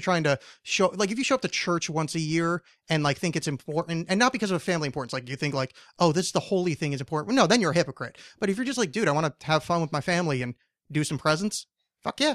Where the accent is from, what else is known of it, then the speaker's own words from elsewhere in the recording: East Coast, United States; now in Portland, United States; I grew up on the East Coast